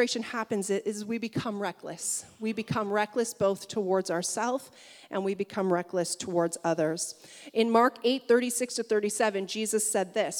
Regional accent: Niagara region, Ontario, Canada; growing up in the Niagara region

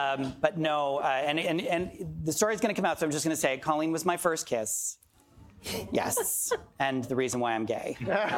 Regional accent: Toronto, Ontario, Canada; born and raised in Toronto.

